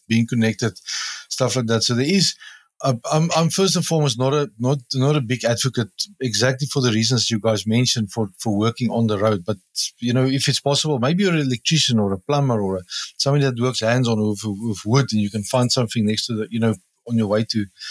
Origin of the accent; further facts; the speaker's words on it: South Africa; As a South African